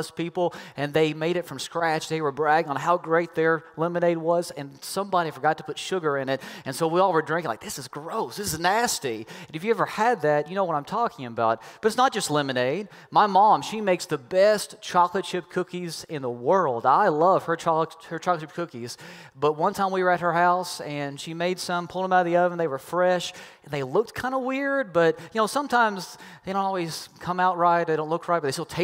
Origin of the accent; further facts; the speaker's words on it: Kentucky, United States; I'm from Kentucky